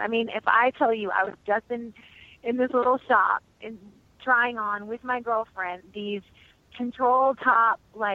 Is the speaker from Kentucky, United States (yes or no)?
yes; Murray, Kentucky, United States; moved away as an adult; also born or lived in London / Paris / New York; I'm from Murray, Kentucky, which is a town of like 8,000 people. I went to college. I graduated from high school